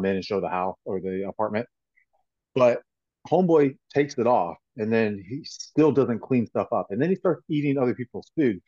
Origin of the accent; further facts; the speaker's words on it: Florida, United States; I'm a born Floridian